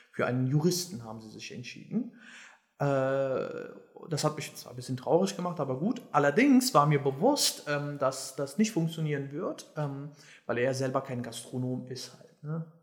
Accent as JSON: {"language": "German", "region": "Berlin", "country": "Germany", "tie": "born or raised there", "said": "Und ähm, ja, also ich bin quasi auch in Schöneberg groß geworden"}